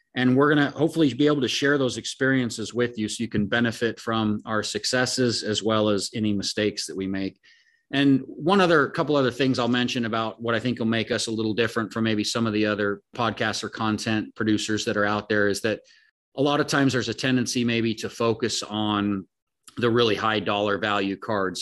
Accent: Oregon, United States; I grew up in Oregon, but my family, my dad, and pretty much all my family's from the Denver area

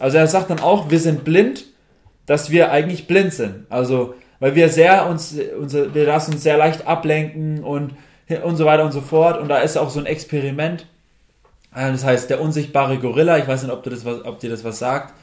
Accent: Germany; wir vor allem als Deutsche

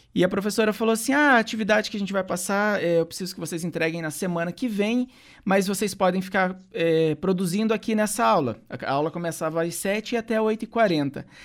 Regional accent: Santo Antônio da Platina, Paraná, Brazil; moved away as an adult; also born or lived in Ponta Grossa; eu saí de Santo Antônio lá no meu país, Santo Antônio da Platina, quando eu fui para Ponta Grossa

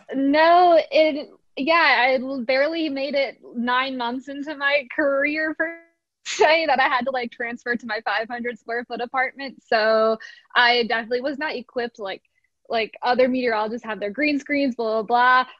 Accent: outside of Philadelphia, Pennsylvania, United States; I grew up outside of Philly

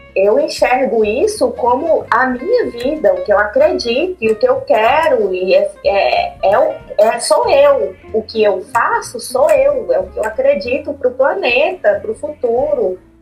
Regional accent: Montes Claros, Minas Gerais, Brazil; moved away as an adult; now in Belo Horizonte, Brazil; eu sou de Montes Claros, me mudei para BH no final de 2018

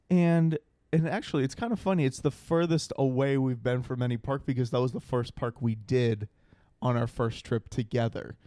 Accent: Rhode Island, United States; growing up in Rhode Island, obviously every summer we were at the, we were at the beach consistently

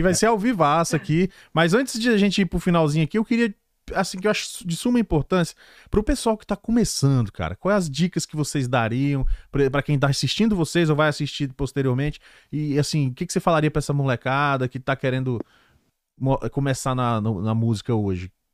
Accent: Brazil; moved away; Nós somos muitos, somos brasileiros

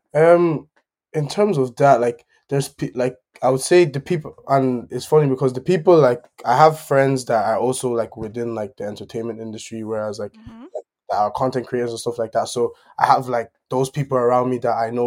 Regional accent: Ireland; also born or lived in Germany; obviously I I live in Ireland, so I grew up kind of in Ireland, but I was like I was born in Germany and moved to Ireland after like eight years or something like that.

